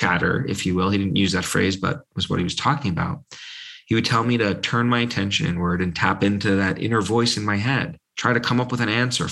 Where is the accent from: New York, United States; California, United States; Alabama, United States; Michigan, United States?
New York, United States; New York City; when I was 3 years old growing up in New York, in Brooklyn